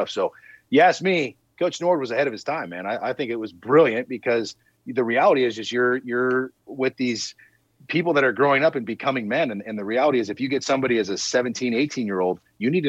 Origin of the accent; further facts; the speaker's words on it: Southern California, United States; moved away as an adult; also born or lived in El Paso; I grew up in Southern California, flip flops and palm trees. You know what I mean? And so to go from the Southern California life to the El Paso life, which is completely different culture, completely different way of living.